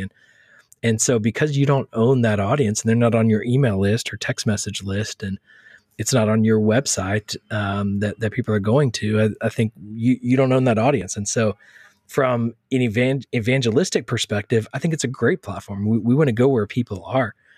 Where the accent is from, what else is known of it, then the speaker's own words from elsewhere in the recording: Texas, United States; moved away as an adult; now in New York City, United States; born and raised in Texas